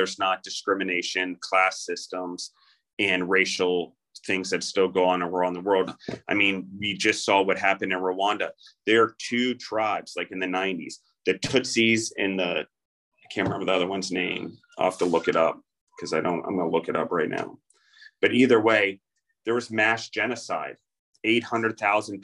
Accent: United States

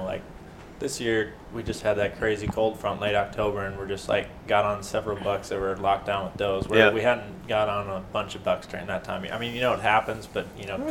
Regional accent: Wisconsin, United States; I'm from Wisconsin.

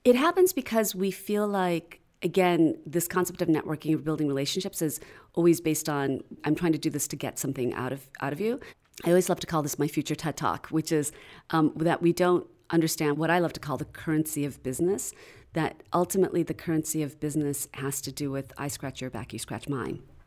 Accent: outside of Chicago, Illinois, United States; moved away as an adult; also born or lived in Philadelphia; I grew up outside of Chicago

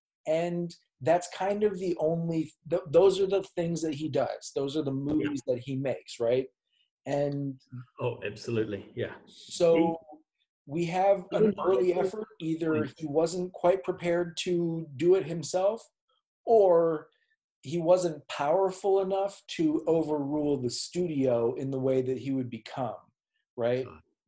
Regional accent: Minneapolis, Minnesota, United States; I'm a Minneapolis dude

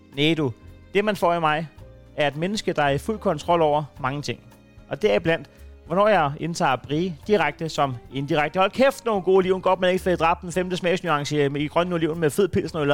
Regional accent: Næstved, Zealand, Denmark; jeg er fra Næstved

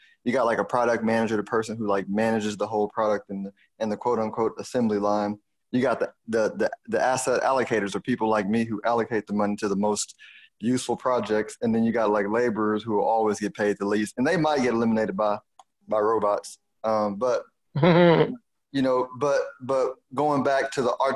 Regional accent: Houston, Texas, United States; accent: Houston; my Houston accent

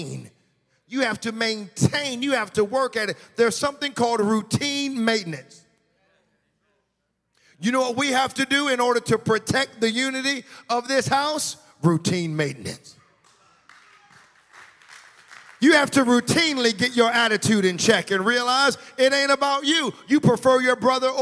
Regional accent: United States; moved away; I'm from the States

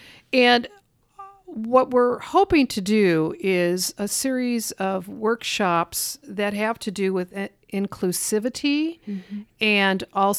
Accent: Lincoln, Nebraska, United States; I grew up in Lincoln, and there was always the Nebraska Repertory Theater and the Lincoln Community Playhouse

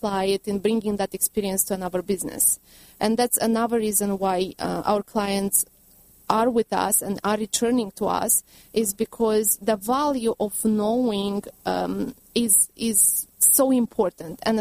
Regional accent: Romania; now in United States; I'm from Romania originally.

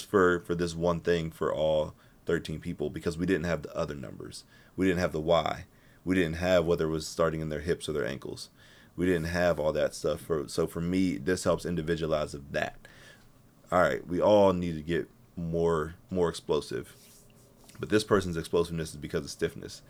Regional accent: Pittsburgh, Pennsylvania, United States; I'm from Pittsburgh

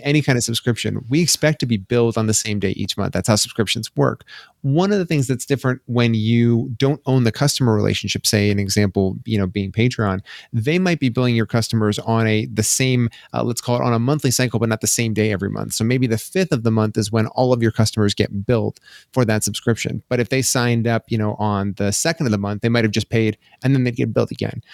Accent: Colorado, United States; also born or lived in Boulder, Colorado; born and raised in Colorado. I grew up, uh, a little bit, uh, north of Denver

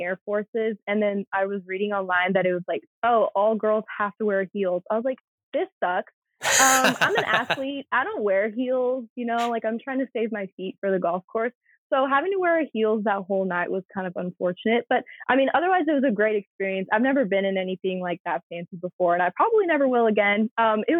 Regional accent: Texas, United States; as a Texan

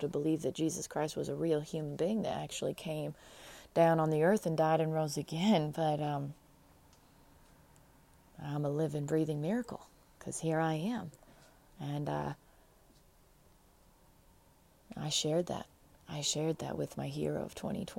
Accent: Pacific Northwest, United States; also born or lived in Midwest; I was born in the Northwest, Pacific Northwest, but I have Midwest roots because our mom was from the Midwest and she homeschooled

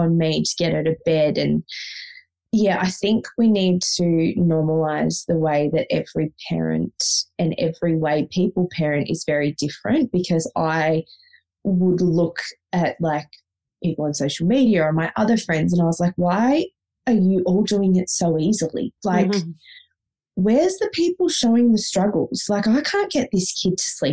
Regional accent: Victoria, Australia; moved away as an adult; also born or lived in Sydney, Australia; we moved from Sydney back to Victoria, which is where we're both originally from

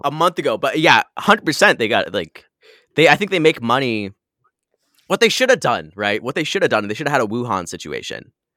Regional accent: Michigan, United States; now in San Diego, United States; I grew up in Michigan

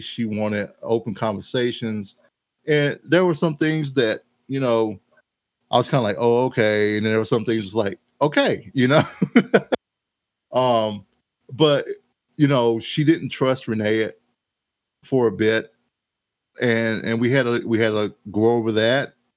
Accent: Mount Airy, United States; moved away; I was kind of growing up in Mount Airy. Well, I lived to leave Mount Airy

